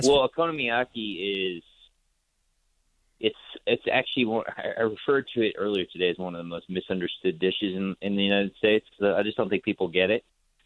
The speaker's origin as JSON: {"language": "English", "country": "Singapore", "tie": "born or raised there", "said": "one of my favorite dishes growing up in Singapore was this dish called Sago Gula Melaka."}